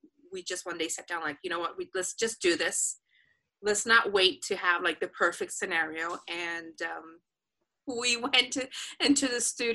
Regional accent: Dominican Republic; first language Spanish; English is a second language; moved away as an adult; also born or lived in Alexandria, Virginia, United States / Paris, France; now in West Hollywood, United States; Spanish is my first language. We speak Spanish in the DR.

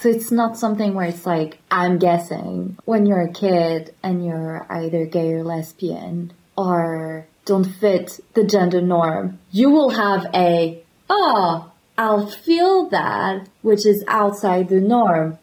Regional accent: Paris area, Île-de-France, France; moved away; also born or lived in Latvia; I'm from Paris area. So when people ask me where I'm from, I'm just saying Paris.

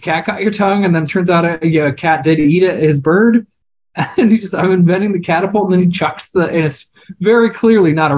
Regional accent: Iowa, United States; I grew up in Iowa in the early 90s

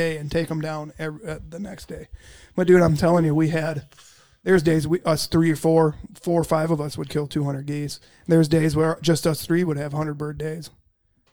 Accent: Minnesota, United States; I'm from Minnesota

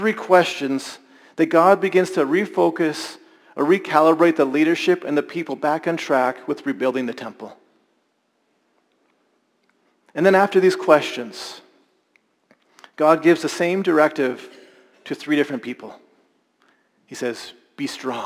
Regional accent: Alberta, Canada; I experienced growing up in Alberta

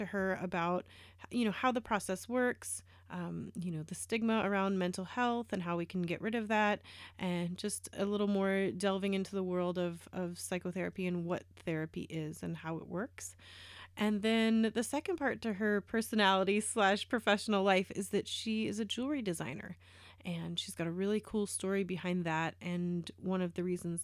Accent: United States; now in Canada; I live in Canada now. I am American, but I do live in Canada

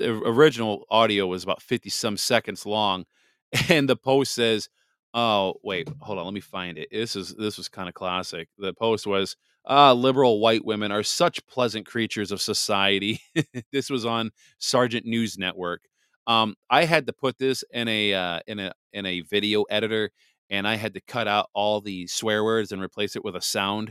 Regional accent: Wisconsin, United States; Wisconsin. My home state

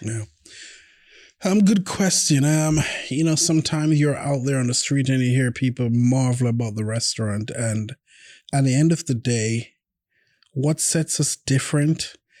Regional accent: Jamaica; now in Oklahoma City, United States; I'm from Jamaica

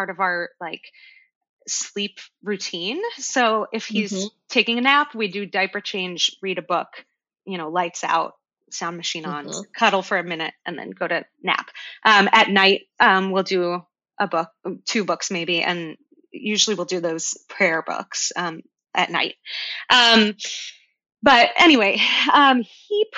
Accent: Cleveland, Ohio, United States; also born or lived in New Zealand; I was born in New Zealand. I don't sound like it because I moved to Cleveland, Ohio when I was very young

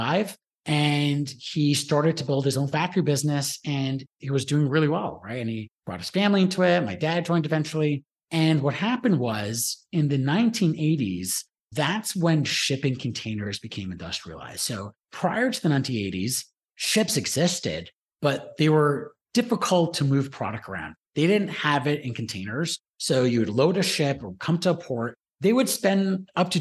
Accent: Toronto, Ontario, Canada; I was born and raised in Toronto.

